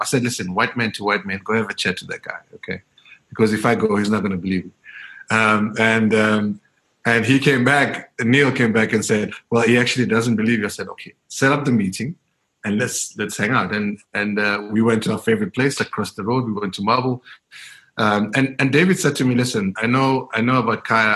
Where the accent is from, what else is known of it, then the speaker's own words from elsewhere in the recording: Soweto, Gauteng, South Africa; growing up in Diepkloof in, in the 80s and the 90s